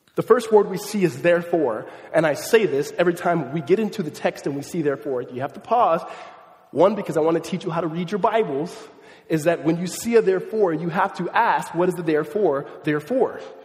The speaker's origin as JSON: {"language": "English", "region": "suburbs of Southern California", "country": "United States", "tie": "born or raised there", "also_born_or_lived": "Mississippi / Los Angeles", "said": "moved me from Los Angeles to the suburbs of Southern California"}